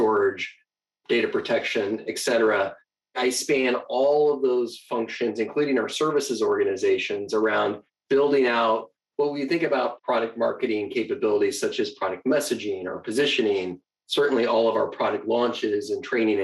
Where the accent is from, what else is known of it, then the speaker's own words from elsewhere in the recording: Phoenix, Arizona, United States; moved away as an adult; also born or lived in Seattle; I was born and raised in Phoenix, Arizona.